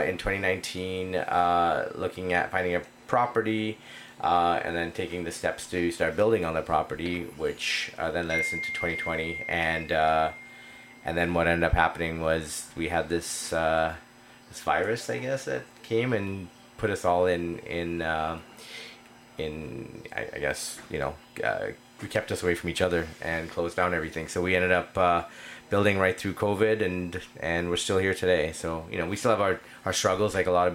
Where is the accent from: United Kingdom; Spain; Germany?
Spain; now in Canada; I'm Spanish from Spain